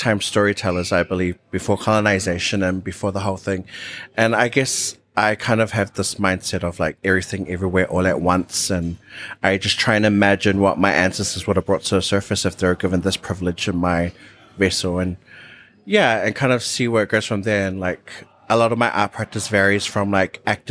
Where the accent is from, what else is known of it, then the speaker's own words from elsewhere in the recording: Auckland, New Zealand; So I grew up 50% central Auckland in Balmoral, and then another 50% in Ōtara in South Auckland